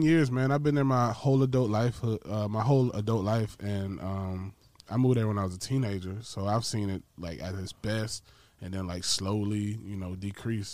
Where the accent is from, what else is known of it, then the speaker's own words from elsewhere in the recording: Georgia, United States; I grew up in Georgia for a majority of my life